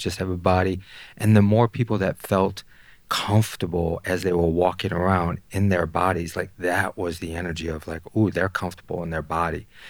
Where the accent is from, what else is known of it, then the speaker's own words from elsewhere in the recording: Detroit, Michigan, United States; I grew up in Detroit